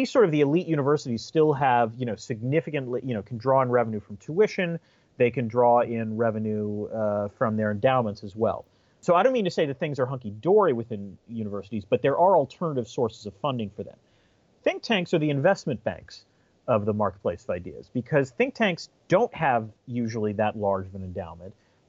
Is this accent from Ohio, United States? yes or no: no; Syracuse, New York, United States; born there; also born or lived in 7 or 8 different places; I was born in Syracuse, New York, but by the time I was 10 years old, we had lived in 7 or 8 different places.